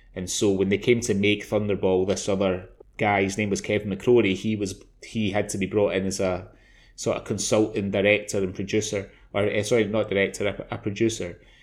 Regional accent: Scotland, United Kingdom; I'm Scottish

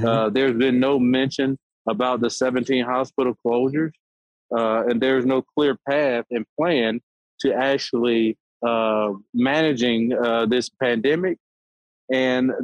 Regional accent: Alabama, United States; I'll be the second Alabamian to go to this program

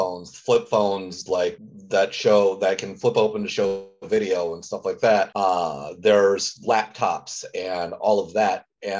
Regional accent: Indiana, United States; I grew up in Indiana and I agree with her.

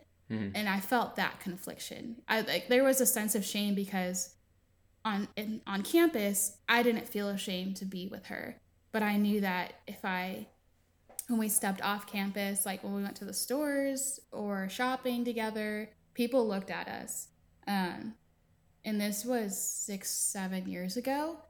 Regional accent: East Coast, United States; Growing up, again, I was raised on the East Coast. So I live in the South now. And being raised on one coast versus another are very, very obvious differences.

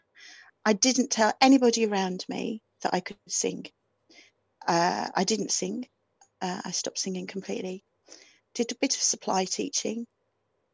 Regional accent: near Dudley, West Midlands, United Kingdom; accent: Black Country; moved away; also born or lived in Aberystwyth; I was very, very black country accent. I was brought up near Dudley

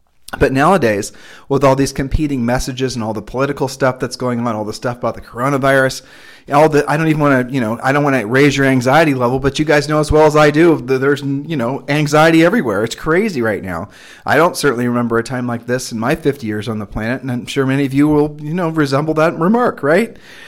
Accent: Ohio, United States; also born or lived in Nevada / Texas; And we're originally from Ohio, and she had allergies there.

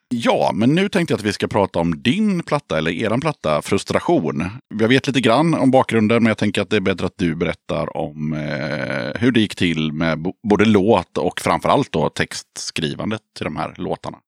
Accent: Sweden; vi är svenskar

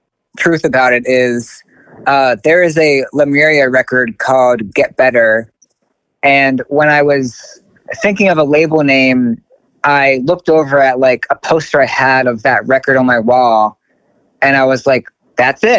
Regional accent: Baltimore, Maryland, United States; moved away as an adult; also born or lived in Keene, New Hampshire; I'm from Baltimore, but I went to college in Keene, New Hampshire

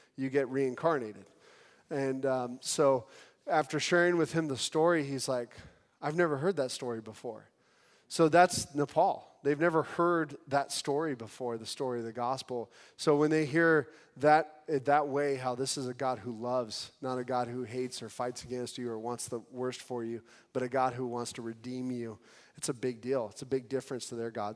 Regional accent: California, United States; I'm from California.

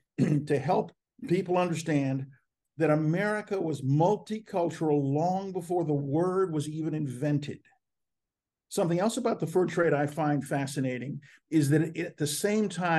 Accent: Washington, District of Columbia, United States; moved away; I am in Washington, D.C., my hometown

